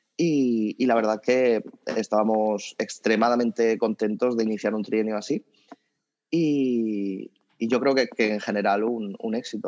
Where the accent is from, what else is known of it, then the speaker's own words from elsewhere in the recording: Spain; como buen español